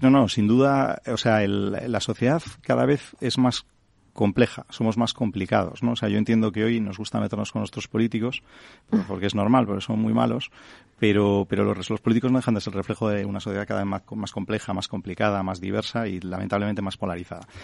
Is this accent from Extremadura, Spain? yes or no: no; Santander, Cantabria, Spain; soy de Santander